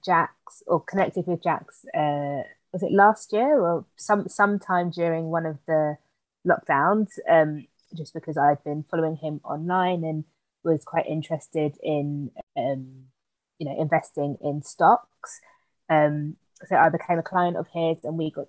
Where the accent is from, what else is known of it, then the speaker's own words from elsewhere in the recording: Sutton, London, United Kingdom; also born or lived in Liverpool; So I am also a Londoner, or South Londoner. So I grew up in somewhere called Sutton, which is in Surrey.